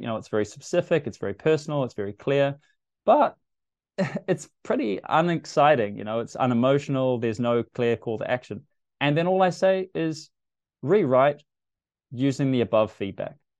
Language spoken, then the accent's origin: English; New Zealand; as a New Zealander